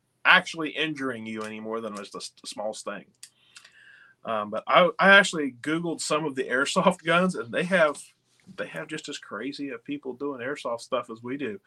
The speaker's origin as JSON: {"language": "English", "region": "West Virginia", "country": "United States", "said": "I'm from West Virginia"}